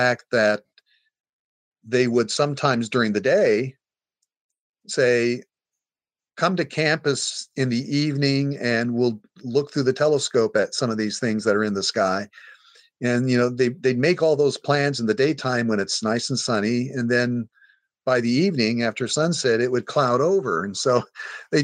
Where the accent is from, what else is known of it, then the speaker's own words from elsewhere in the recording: Hays, Kansas, United States; now in Hawaii, United States; My hometown is Hays, Kansas